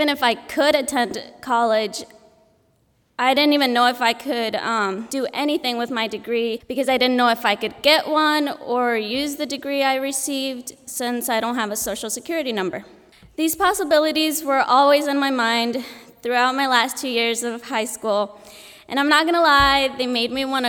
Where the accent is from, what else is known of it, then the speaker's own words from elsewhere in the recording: Goshen, Indiana, United States; also born or lived in Mexico; Although I'm from Goshen, I grew up here. I was born in Mexico